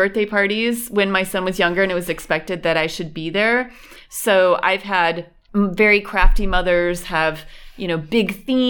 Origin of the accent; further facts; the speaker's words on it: Western New York, United States; moved away as an adult; now in Berlin, Germany; I am from Western New York.